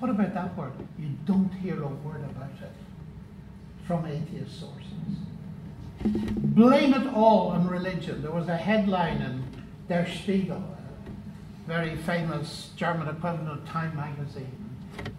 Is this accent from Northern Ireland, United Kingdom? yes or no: yes; Northern Ireland, United Kingdom; moved away as an adult; also born or lived in Cambridge; I come from Northern Ireland